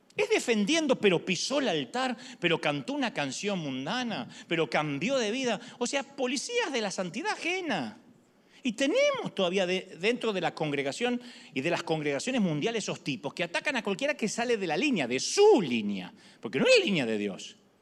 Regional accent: Argentina; soy argentino

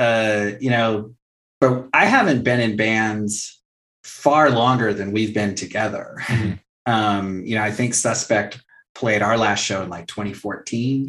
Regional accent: Fallbrook, California, United States; growing up as a punk kid in a small town

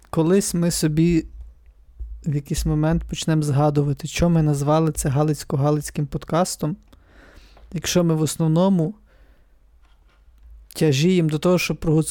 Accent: near Halych, Ivano-Frankivsk Oblast, Ukraine; also born or lived in Chernivtsi; now in Ivano-Frankivsk, Ukraine; Ну, я з-під Галича

